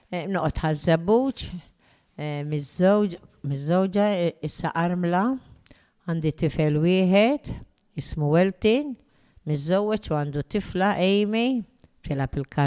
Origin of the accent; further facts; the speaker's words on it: Ħaż-Żebbuġ, Malta; also born or lived in England; Jena miħazzebuċ. Ħazzebuċ.